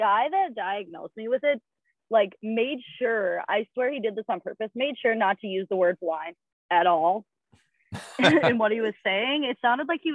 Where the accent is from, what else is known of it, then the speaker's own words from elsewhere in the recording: Minneapolis, Minnesota, United States; I am from Minneapolis, Minnesota. Grew up with 10 siblings.